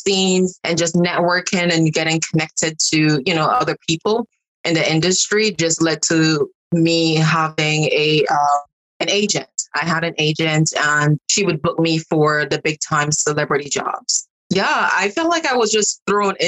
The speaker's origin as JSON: {"language": "English", "town": "Montego Bay", "region": "Saint James", "country": "Jamaica", "tie": "born or raised there", "said": "I am from the country part of Montego Bay, a very small community. And I can remember growing up in Jamaica"}